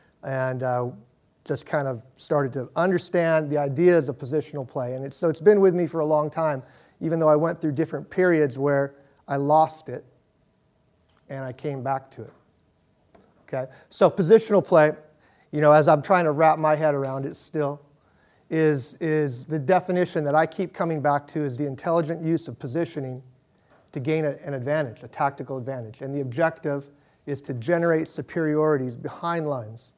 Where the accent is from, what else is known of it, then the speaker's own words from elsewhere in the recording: Seattle, Washington, United States; moved away as an adult; also born or lived in Santa Clara / San Francisco; I grew up in Seattle